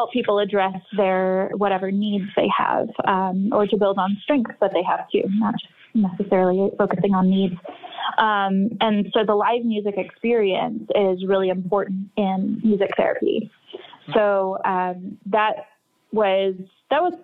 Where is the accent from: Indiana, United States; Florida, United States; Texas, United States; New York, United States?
Texas, United States; North; I grew up in North Texas